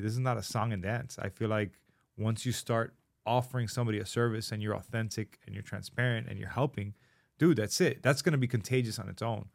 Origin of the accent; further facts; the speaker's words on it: Miami, Florida, United States; growing up in Miami